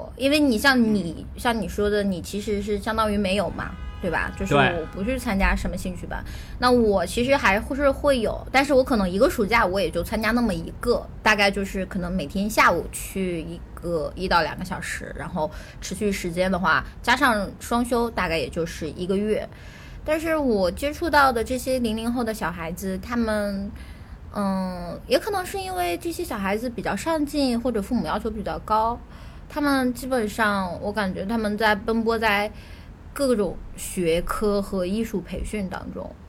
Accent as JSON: {"language": "Chinese", "country": "China", "tie": "born or raised there", "said": "我我小时候甚至不知道梦龙、可爱多，因为我们在我小时候在一个小县城里，就这种东西都是没有的。然后到后来，我刚到上海的时候"}